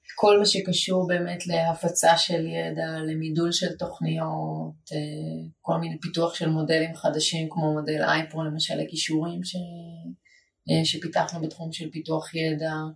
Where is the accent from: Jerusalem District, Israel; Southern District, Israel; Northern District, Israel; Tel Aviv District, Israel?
Jerusalem District, Israel; Jerusalem; now in Ramat Gan, Israel; גדלתי בגבעה הצרפתית בירושלים